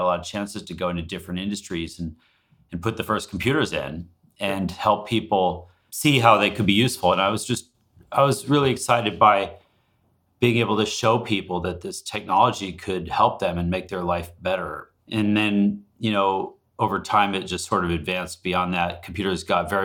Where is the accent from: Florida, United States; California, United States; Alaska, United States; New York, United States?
Alaska, United States; now in Seattle, United States; I grew up in Alaska